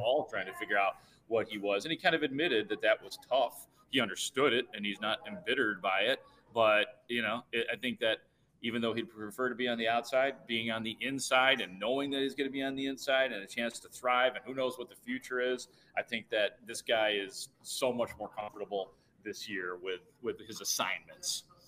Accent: Itasca, Illinois, United States; my hometown of Itasca

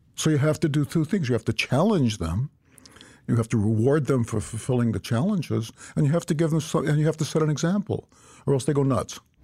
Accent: United States; as an American citizen born right after World War Two

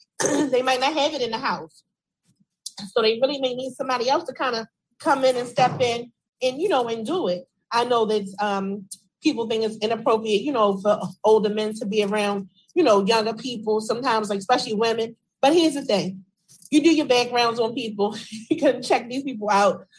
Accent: Baltimore, Maryland, United States; as a woman, growing up in the Park Heights area, from the top to the bottom

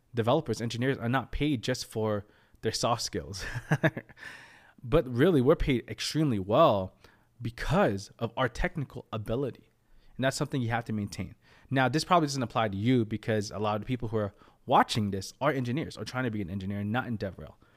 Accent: United States; I was born in America

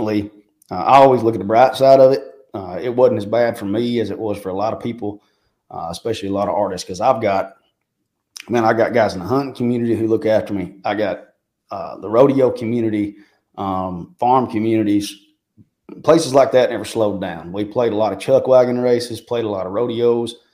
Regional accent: Marshall, Arkansas, United States; moved away as an adult; also born or lived in Ozark, Arkansas / Nashville, Tennessee; now in Dickson, United States; I grew up in Marshall, Arkansas, in Searcy County there

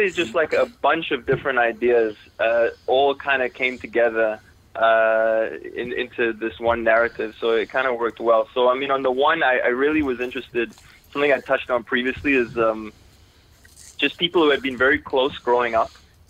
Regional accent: Toronto, Ontario, Canada; also born or lived in South Africa; I'm originally from South Africa. And then as a kid, my family, we moved to Toronto, Canada.

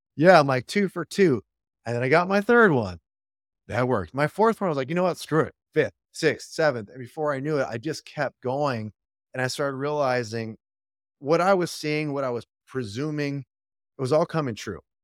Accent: Royal Oak, Michigan, United States; Detroit area. Yep, there's a city called Royal Oak. I'm from Royal Oak.

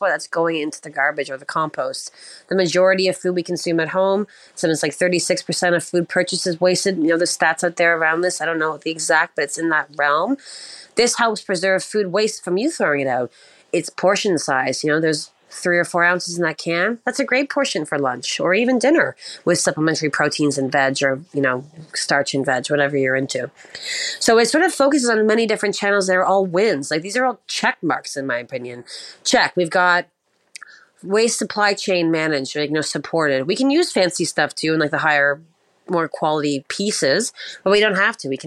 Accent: East Coast, United States; I'm not going to cr- shut up because I'm from the East Coast and I will not stop talking, it would appear.

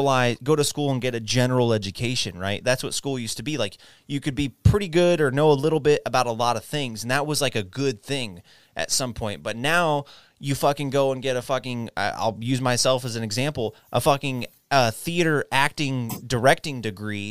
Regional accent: Texas, United States; moved away; also born or lived in New Jersey; I was born and raised in Texas.

